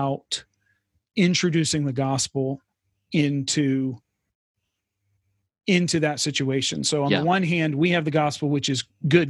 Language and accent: English; Texas, United States; moved away as an adult; now in Sweden; in the context in which we grew up in America and Texas